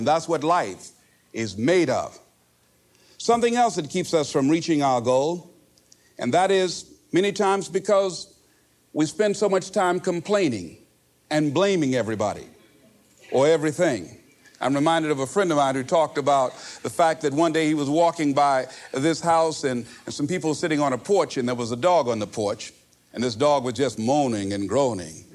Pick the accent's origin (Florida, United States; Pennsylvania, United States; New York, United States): Florida, United States; Miami; I was born in Liberty City on a floor on 62nd Street, my twin brother and me.